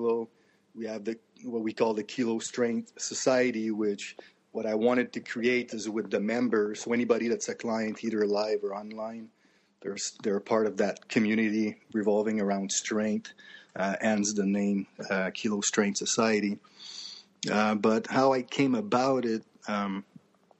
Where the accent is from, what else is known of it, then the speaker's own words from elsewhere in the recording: Canada; growing up in Canada